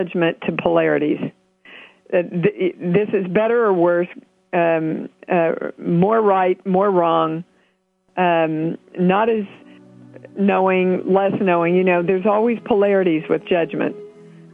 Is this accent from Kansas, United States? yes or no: yes; Kansas, United States; a little girl from Kansas